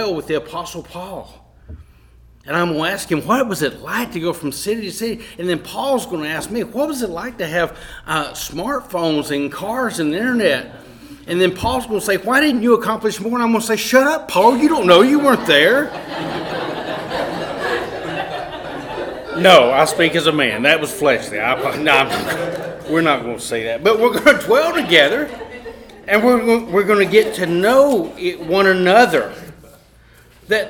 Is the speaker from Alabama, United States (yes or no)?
yes; Cullman, Alabama, United States; also born or lived in Vinemont, Alabama; Heather and I were raised in Coleman, Alabama, and Vinemont, and places, and we enjoyed growing up.